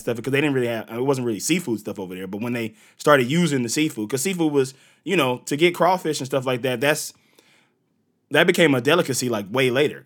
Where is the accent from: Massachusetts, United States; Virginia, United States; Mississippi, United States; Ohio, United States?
Mississippi, United States; Mississippi Gulf Coast, United States; moved away; my hometown in Mississippi